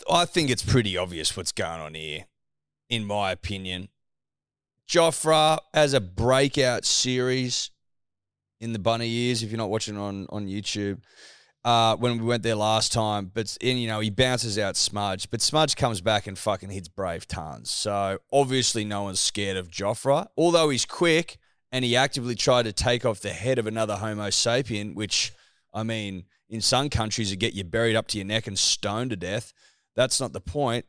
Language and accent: English; Australia; As an Australian